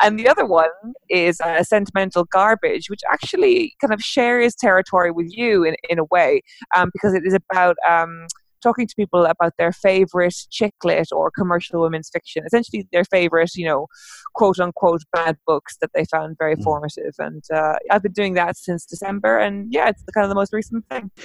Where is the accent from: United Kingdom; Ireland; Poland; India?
Ireland; I am an Irish uh, novelist.